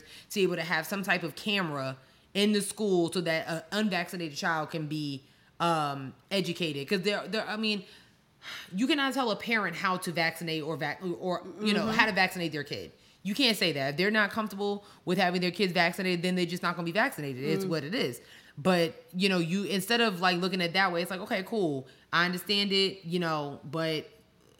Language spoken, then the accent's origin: English; Nassau County, New York, United States; I grew up in Nassau County